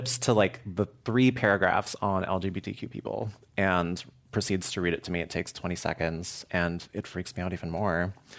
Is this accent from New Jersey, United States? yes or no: no; San Francisco, California, United States; So my grandpa was born and raised in Oakland, Chinatown, and my mom is from here.